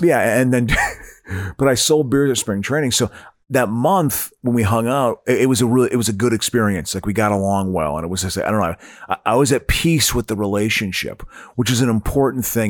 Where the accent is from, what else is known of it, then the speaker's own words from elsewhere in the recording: Eau Claire, Wisconsin, United States; growing up in Eau Claire, Wisconsin.